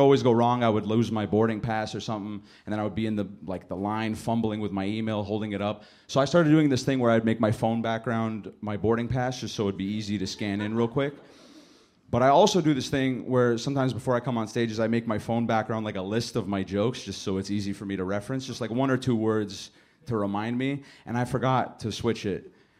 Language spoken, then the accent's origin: English; Canada; My family's from Lebanon. You know, I'm from Canada. Like, I'm raised in Canada.